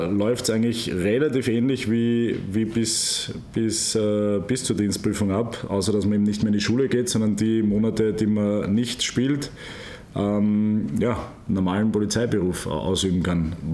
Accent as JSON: {"language": "German", "region": "Vienna", "country": "Austria", "said": "Ich als Wiener muss leider auch sagen, der Wörthersee ist einfach schöner als die Donau"}